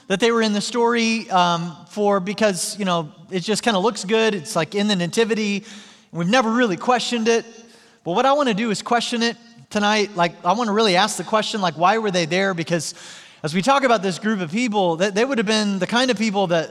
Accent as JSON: {"language": "English", "town": "Joplin", "region": "Missouri", "country": "United States", "tie": "born or raised there", "said": "my hometown in Joplin, Missouri"}